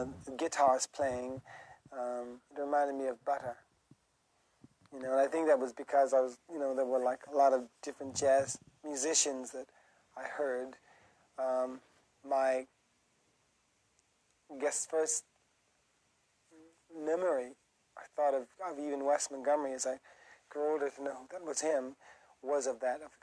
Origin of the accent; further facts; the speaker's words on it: Brixton, London, United Kingdom; But I mean, you know, I'm from Brixton.